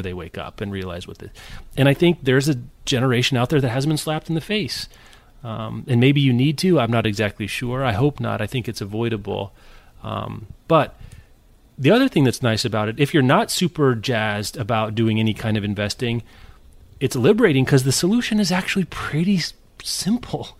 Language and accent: English; Kansas, United States; I'm from Kansas